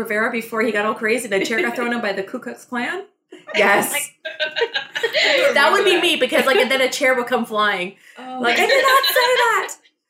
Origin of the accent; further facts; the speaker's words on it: Scarborough, Ontario, Canada; So we are from Scarborough